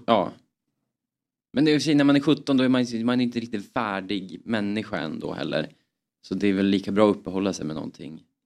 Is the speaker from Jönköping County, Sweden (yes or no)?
no; Östersund, Jämtland, Sweden; vi är från Jämtland, mm. Östersund